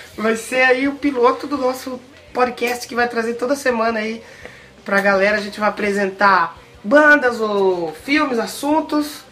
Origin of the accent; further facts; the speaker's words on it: Rio das Pedras, São Paulo, Brazil; a gente é do interior